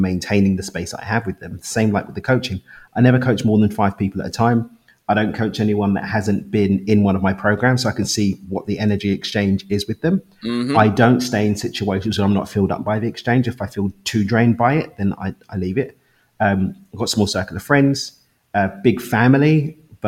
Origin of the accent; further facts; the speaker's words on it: London, United Kingdom; accent: London; moved away as an adult; now in Cabo San Lucas, Mexico; I actually live in Cabo in Mexico, but I'm from East London in the UK. But I moved to Mexico 3 years ago.